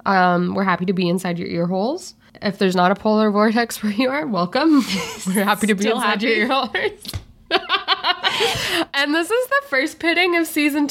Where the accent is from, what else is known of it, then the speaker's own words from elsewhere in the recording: Minnesota, United States; moved away; I grew up in Minnesota